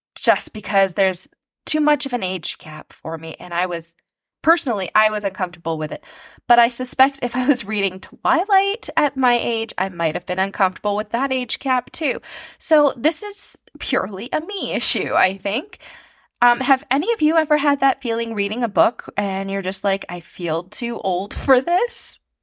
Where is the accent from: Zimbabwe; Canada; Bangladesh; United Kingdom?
Canada; I am a Canadian author